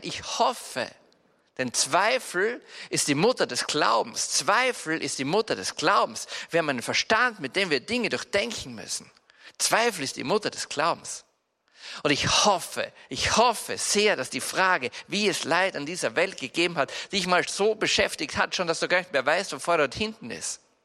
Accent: Salzburg, Austria; Bei uns in Salzburg

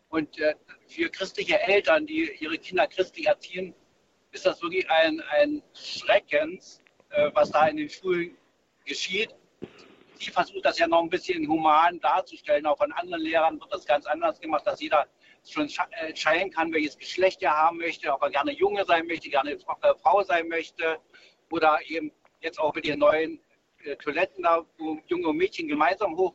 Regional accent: East Germany, Germany; Und ich bin in der DDR aufgewachsen, da war der Biologieunterricht und ich fand das recht gut.

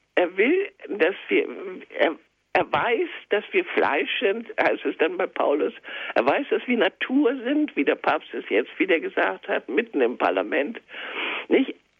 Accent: Schleswig-Holstein, Germany; ich bin ja in Schleswig-Holstein geboren und in Schleswig-Holstein zur äh, meine Ausbildung ähm, gehabt, meine Schulzeit

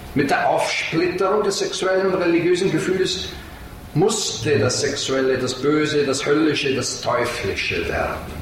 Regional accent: Salzburg, Austria; moved away; Ich komme aus Salzburg ursprünglich

